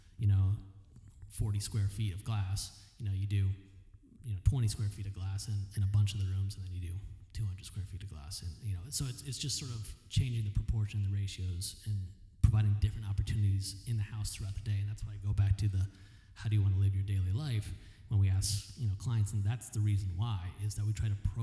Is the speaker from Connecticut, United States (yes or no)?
yes; Connecticut, United States; moved away as an adult; also born or lived in East Coast; now in Phoenix, United States; I'm from Connecticut